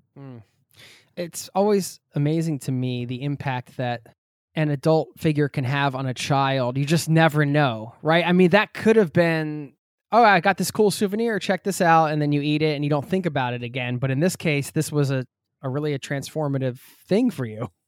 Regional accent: East Coast of the US, United States; moved away as an adult; now in Norway; I grew up in the East Coast of the U S

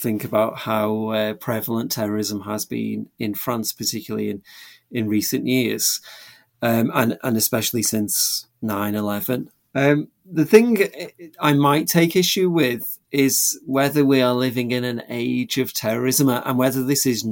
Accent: England, United Kingdom; I grew up in England

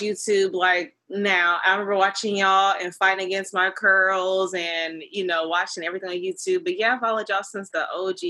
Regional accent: Atlanta, Georgia, United States; I'm actually from Atlanta, you know, at true Atlanta bred.

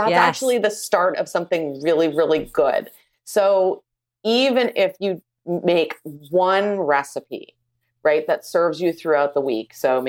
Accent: Canada; I would marry maple syrup because I am Canadian.

